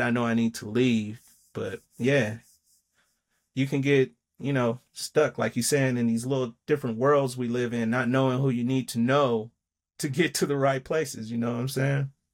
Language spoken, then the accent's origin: English; Denver, Colorado, United States; I'm from Mount Bello